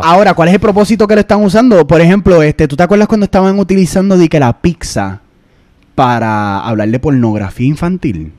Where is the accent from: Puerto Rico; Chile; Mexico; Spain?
Puerto Rico; moved away; nosotros somos puertorriqueños